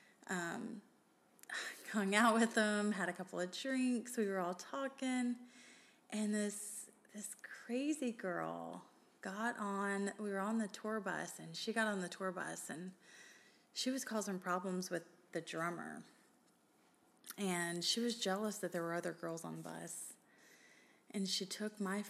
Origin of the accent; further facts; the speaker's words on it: Memphis, Tennessee, United States; I was from Memphis